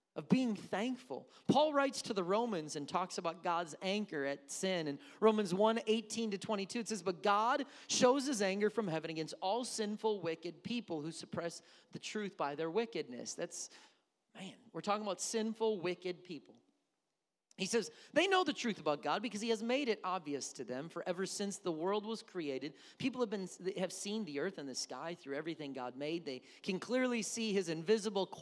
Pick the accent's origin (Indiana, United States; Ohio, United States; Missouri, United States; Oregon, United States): Missouri, United States; accent: Southern; now in Wisconsin, United States